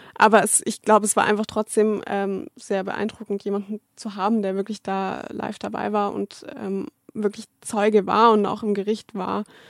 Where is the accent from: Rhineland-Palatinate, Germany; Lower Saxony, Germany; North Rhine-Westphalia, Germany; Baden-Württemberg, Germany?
Baden-Württemberg, Germany; Stuttgart; moved away as an adult; ich komme ja aus Stuttgart